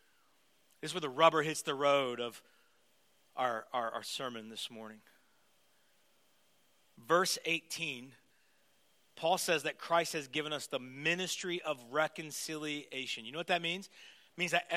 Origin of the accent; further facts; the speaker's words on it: United States; moved away as an adult; now in Toronto, Canada; I'm American